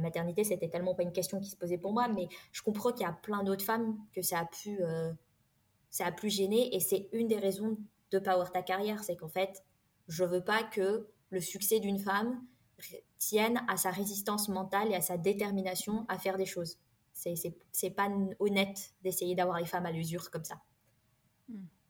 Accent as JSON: {"language": "French", "country": "France", "tie": "born or raised there", "said": "j'ai grandi dans une famille modeste euh, avec euh, des parents qui ont émigré en France"}